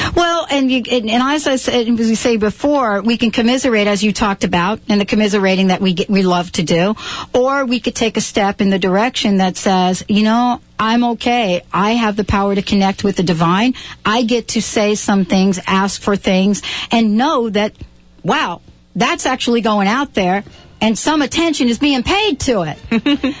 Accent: New York, United States; I grew up in New York

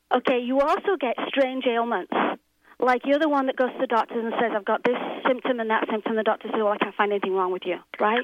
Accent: England, United Kingdom; now in Los Angeles, United States; I'm from England, uh, but I live in Los Angeles

